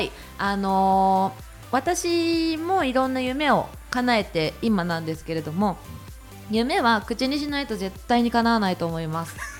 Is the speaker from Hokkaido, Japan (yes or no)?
no; Shizuoka, Japan; moved away; 私も地元が静岡県なので